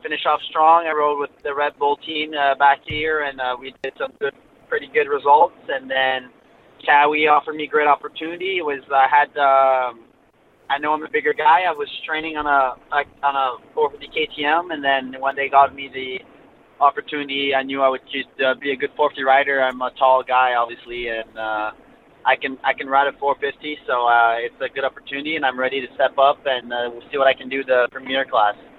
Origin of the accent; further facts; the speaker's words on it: Quebec, Canada; I'm French Canadian. I'm uh, from uh, actually a small town called Bellay in Montreal